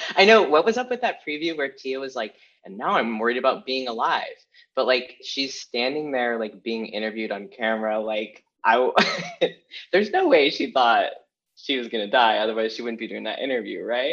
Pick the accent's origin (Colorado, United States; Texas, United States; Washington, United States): Washington, United States; Olympia; now in Los Angeles, United States; I grew up in Washington